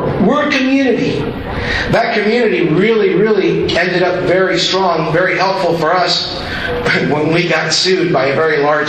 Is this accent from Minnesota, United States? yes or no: yes; Minnesota, United States; and it's funny because, you know, we're from Minnesota.